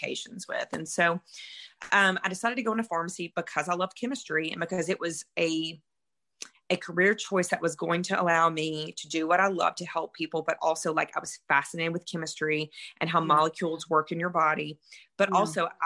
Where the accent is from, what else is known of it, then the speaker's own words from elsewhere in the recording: Mississippi, United States; moved away; I am from Mississippi originally. Hence the accent